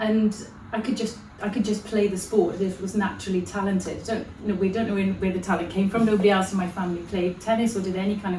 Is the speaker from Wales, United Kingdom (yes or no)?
yes; South Wales valleys, United Kingdom; growing up in the South Wales valleys